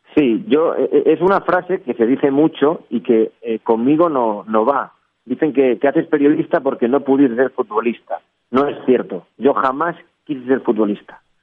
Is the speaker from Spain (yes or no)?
yes; Gijón, Asturias, Spain; yo soy de Gijón, una ciudad en Asturias, al norte de España, y en el edificio donde vive en mi familia